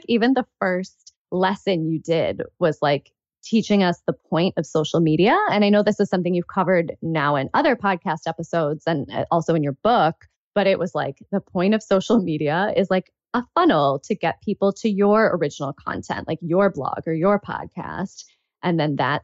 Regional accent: United States; also born or lived in Chicago / New York City; my personal background is Pakistani. I'm American, but because that's my heritage

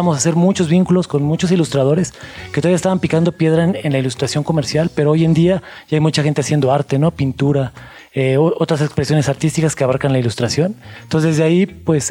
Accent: Mexico; lo que somos como mexicanos

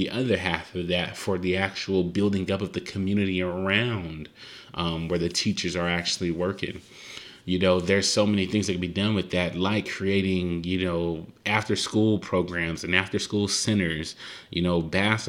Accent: Compton, California, United States; I'm from Compton

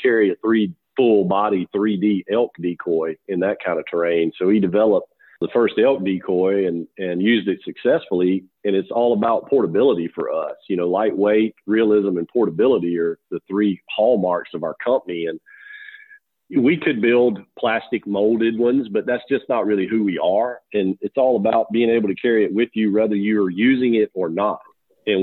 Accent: South Carolina, United States; also born or lived in Mississippi / Alabama / Georgia; I'm Southern boy myself, born and raised in South Carolina, moved around Mississippi, Alabama, Georgia, and back to South Carolina

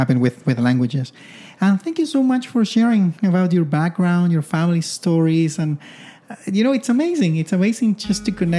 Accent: Santiago, Santiago Metropolitan Region, Chile; I grew up in Chile, in Santiago, very urban, you know, a lot of noise and cars and a lot of people, you know, in the downtown, things like that.

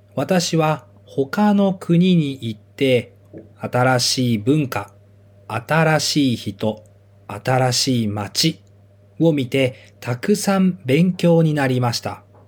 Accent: Japan; 私は日本出身で日本の学校に行って日本で生活をしていました。

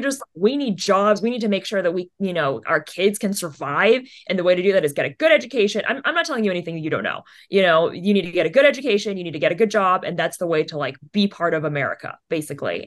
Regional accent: United States; parents are obviously from vietnam my siblings were born in saigon it's i'm the one born here

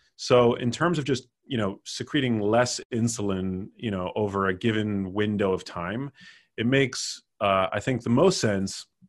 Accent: New York City, New York, United States; I grew up in New York City, which is where my mom lives

